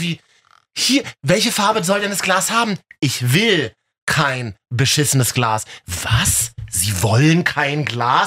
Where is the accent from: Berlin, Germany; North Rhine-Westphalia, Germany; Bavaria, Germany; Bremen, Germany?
Berlin, Germany; bei uns in Berlin